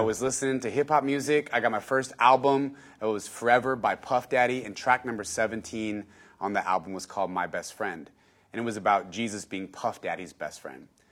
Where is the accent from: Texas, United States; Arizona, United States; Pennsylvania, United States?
Texas, United States; San Antonio; born and raised in San Antonio, Texas.